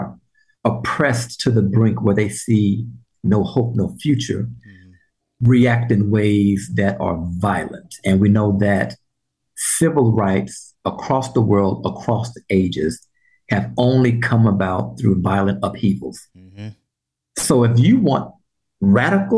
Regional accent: Texas, United States; Texas, particularly my home state

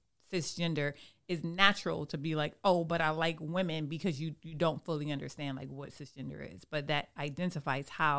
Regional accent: Germany; I was born in Germany

